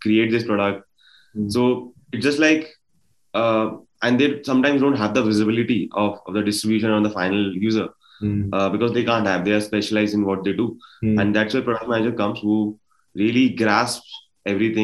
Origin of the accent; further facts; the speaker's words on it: Gwalior, Madhya Pradesh, India; moved away as an adult; also born or lived in Delhi; I come from Gwalior